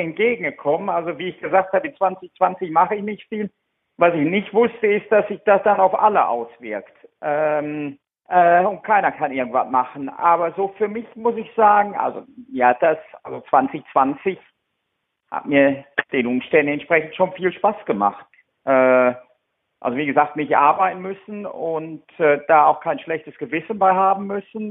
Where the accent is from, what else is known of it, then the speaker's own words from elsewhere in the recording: Germany; now in United Kingdom; als Deutscher